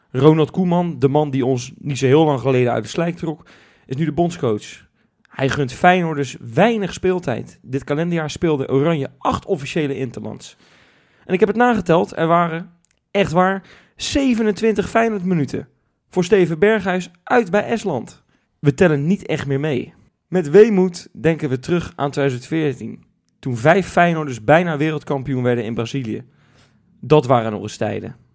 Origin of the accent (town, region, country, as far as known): Netherlands